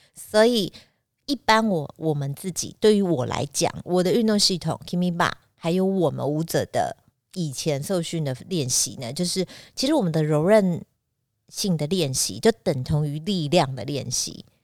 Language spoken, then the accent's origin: Chinese; Taiwan; 我们讲台语应该叫普普冲